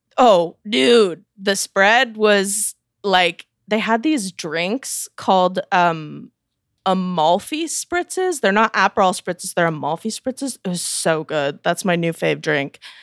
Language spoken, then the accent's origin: English; Missouri, United States; I'm from Missouri